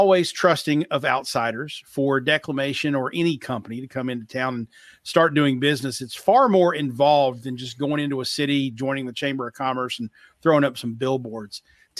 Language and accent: English; Pikeville, Kentucky, United States; I'm from Pikeville, Kentucky, which is as far into Eastern Kentucky as you can get without hitting West Virginia or Virginia.